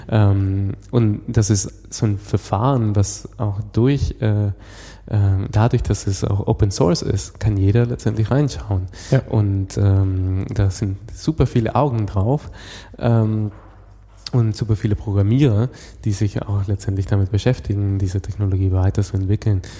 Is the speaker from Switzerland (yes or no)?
no; Venezuela; moved away; ich komme, wie gesagt, aus Venezuela